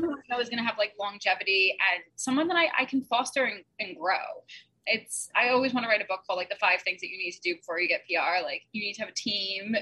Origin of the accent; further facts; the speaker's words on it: New York City, New York, United States; also born or lived in Lower East Side, Manhattan; I'm originally from Staten Island, New York. I live in Midtown right now